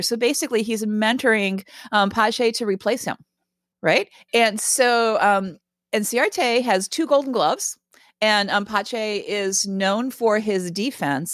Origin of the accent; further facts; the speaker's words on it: Raleigh, North Carolina, United States; I grew up in Raleigh, North Carolina